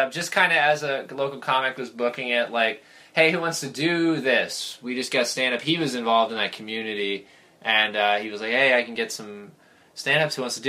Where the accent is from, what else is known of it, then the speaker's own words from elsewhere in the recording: Jacksonville, Florida, United States; also born or lived in Connecticut / Scotland; Well, no, I grew up in Florida. I moved there... Well, my dad was in the Navy. I was born in Connecticut. And then we moved to Scotland, and then we moved to Jacksonville, North Carolina, and then we moved to Jacksonville, Florida.